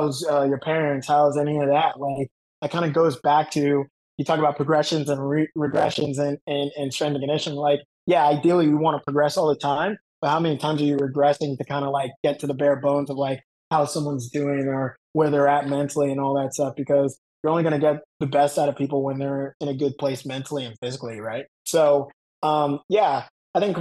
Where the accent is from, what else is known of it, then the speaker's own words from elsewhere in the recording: Florida, United States; I'm from Florida